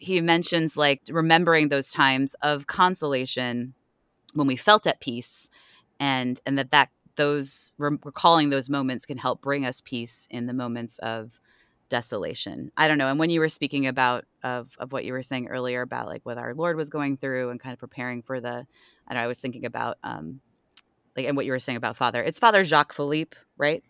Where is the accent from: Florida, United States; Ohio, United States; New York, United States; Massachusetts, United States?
Ohio, United States; moved away; I'm also originally from the Midwest, well, Ohio